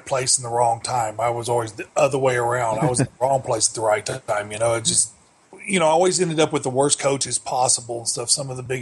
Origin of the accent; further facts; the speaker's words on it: Amarillo, Texas, United States; I grew up in Amarillo, Texas